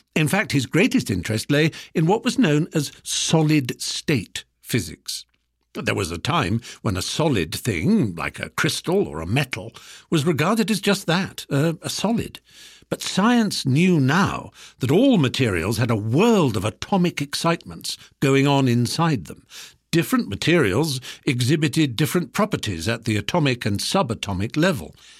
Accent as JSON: {"language": "English", "country": "United Kingdom", "said": "we British"}